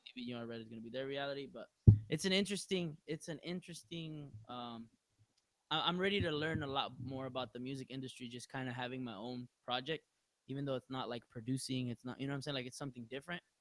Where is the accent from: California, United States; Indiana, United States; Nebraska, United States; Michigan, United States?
California, United States; Long Beach; I'm from Long Beach